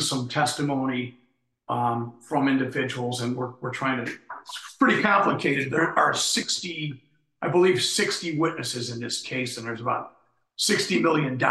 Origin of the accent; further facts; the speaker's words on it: Chicago, Illinois, United States; born and raised in Uptown